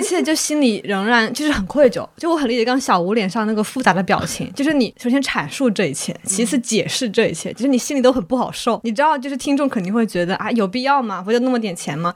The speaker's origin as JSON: {"language": "Chinese", "town": "Wuhan", "region": "Hubei", "country": "China", "said": "我作为一个武汉人，二零二零年被疫情封在武汉的时候"}